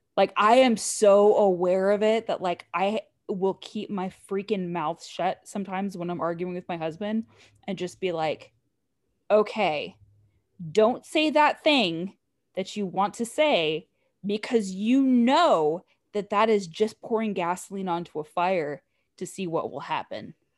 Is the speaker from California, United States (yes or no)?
yes; Southern California, United States; now in Texas, United States; I grew up in Southern California